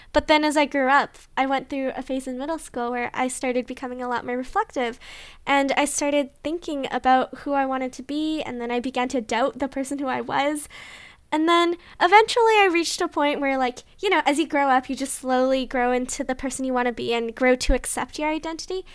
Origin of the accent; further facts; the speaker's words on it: Canada; we're too Canadian.